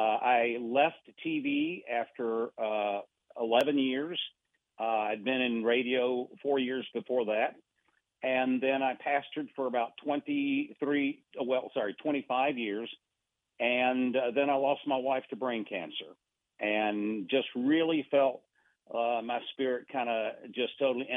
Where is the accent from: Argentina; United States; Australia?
Argentina; Buenos Aires; I actually was raised overseas. Okay, I was raised, I was born and raised in Buenos Aires, Argentina.